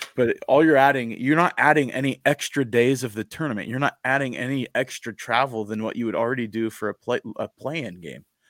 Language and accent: English; Eastern Washington, United States; now in Idaho, United States; I was a kid growing up in Eastern Washington